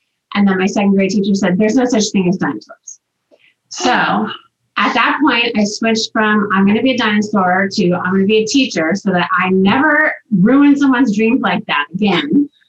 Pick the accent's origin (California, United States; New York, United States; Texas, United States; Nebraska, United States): California, United States; Bakersfield; when I was a kid, I grew up in Bakersfield, California